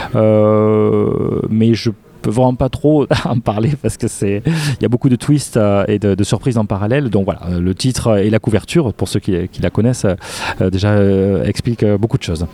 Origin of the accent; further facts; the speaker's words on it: Castres, Occitania, France; je suis de Castres